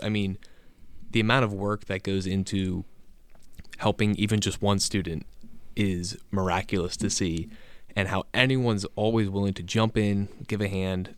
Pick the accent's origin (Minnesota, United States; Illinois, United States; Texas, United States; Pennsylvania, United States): Pennsylvania, United States; Reading; Berks County, so outside Reading